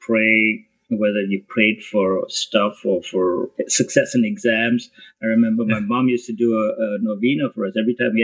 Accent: Goa, India; also born or lived in Kenya; now in Toronto, Canada; I come from a little place in India called Goa. And although I was born in East Africa and Kenya, I spent formative years in Goa

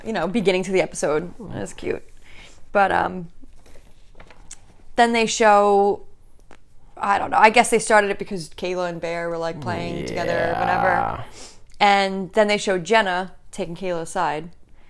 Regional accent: Staten Island, New York, United States; AKA I'm from Staten Island, which we're from Staten Island.

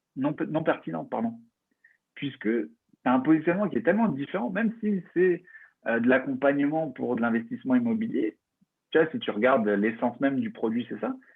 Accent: France; un avantage qu'on a en tant que Français

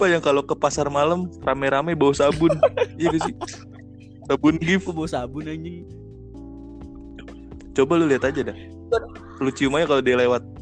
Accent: Java, Indonesia; Gue orang Jawa nih masalahnya iya, anjir.

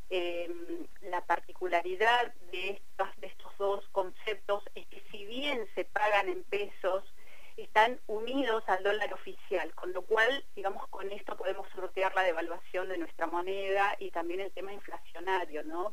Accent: Cipolletti, Río Negro, Argentina; pero vivo en Tipoleti, eh, yo soy de Tipoleti

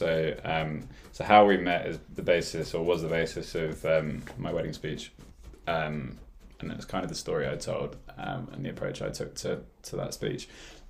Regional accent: Newbury, South East England, United Kingdom; born or raised there; also born or lived in London

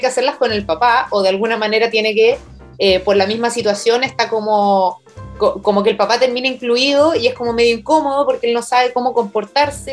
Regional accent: Chile; nuestra herencia como chilenos

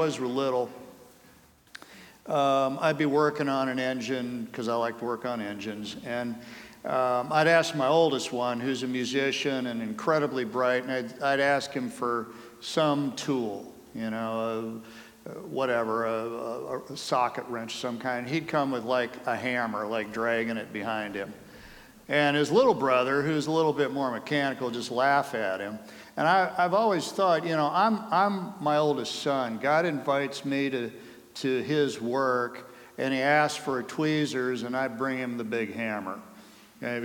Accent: Colorado, United States; also born or lived in Cleveland, Ohio; I'm from Colorado

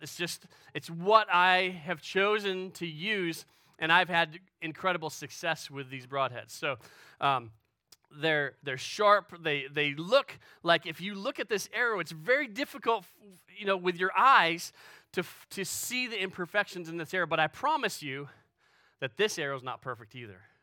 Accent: Western New York, United States; moved away as an adult; also born or lived in Pennsylvania / Illinois; I grew up in Western New York

